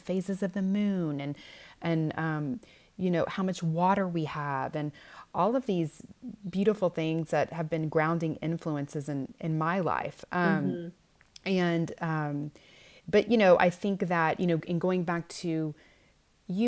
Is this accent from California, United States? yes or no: no; Houston, Texas, United States; moved away as an adult; now in West Texas, United States; I grew up in Houston, which is one of the largest cities in the world, certainly in the United States